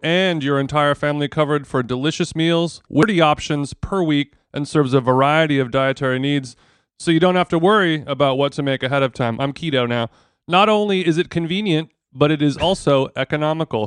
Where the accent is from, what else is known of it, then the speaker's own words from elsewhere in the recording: Huntington Beach, California, United States; I grew up in Huntington Beach. It's my whole fucking life